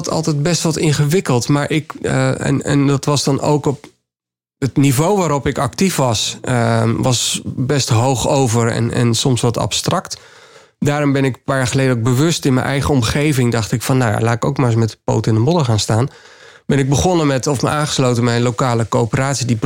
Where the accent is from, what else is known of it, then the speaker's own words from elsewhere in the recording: Suriname; born there; ik, ik, ben, ik ben in Suriname geboren, ben er nog wel twee keer terug geweest.